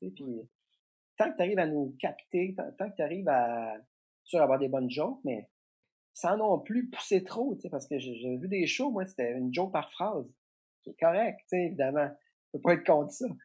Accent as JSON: {"language": "French", "town": "Trois-Pistoles", "region": "Quebec", "country": "Canada", "said": "la genèse de ça, c'est que moi, je viens de la campagne. {S3} Euh, {S2} je viens de Trois-Pistoles."}